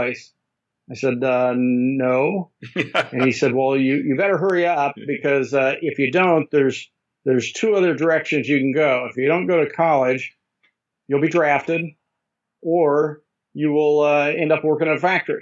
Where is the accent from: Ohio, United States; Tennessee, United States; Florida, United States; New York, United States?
Ohio, United States; Van Wert; I came from a little town called Van Wert, Ohio. It's in the northwestern part of the state.